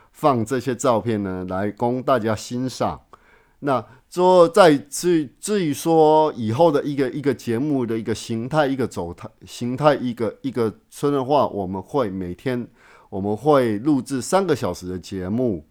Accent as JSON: {"language": "Chinese", "country": "Taiwan", "tie": "born or raised there", "said": "我来自台湾。那我是台湾土生土长的，而且我本身的台湾意识，呃，意识是很强的。那我也是非常拥护中华民国的"}